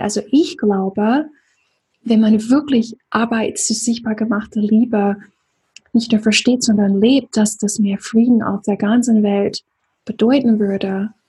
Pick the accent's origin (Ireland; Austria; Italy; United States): United States; Deep South; now in Germany; im Süden, wo ich aufgewachsen bin, im tiefen Süden